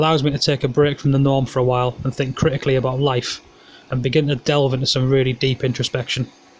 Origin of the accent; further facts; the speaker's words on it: Middlesbrough, North East England, United Kingdom; I'm from Middlesbrough in the UK.